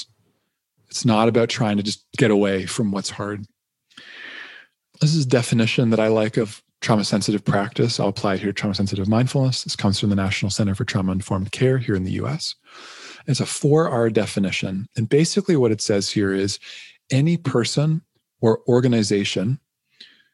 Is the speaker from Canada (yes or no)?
yes; Canada; I'm a Canadian